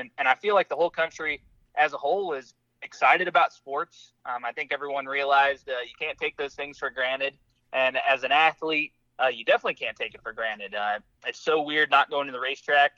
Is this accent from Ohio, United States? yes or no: no; St. Louis, Missouri, United States; growing up in Missouri, right there on the Mississippi, uh, in St. Louis